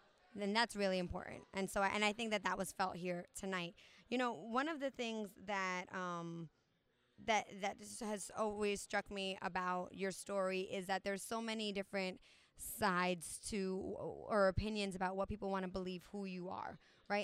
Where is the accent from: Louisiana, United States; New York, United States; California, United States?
New York, United States; moved away; I'm originally from New York, so I'm 3,000 miles away from there. I'm even further from Puerto Rico. Most of my family at this point is in New York, New Jersey